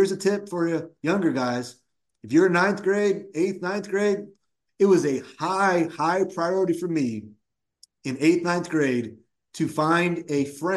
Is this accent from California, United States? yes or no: yes; Woodland, California, United States; I grew up in Woodland, California, which is about 20, 25 minutes from UC Davis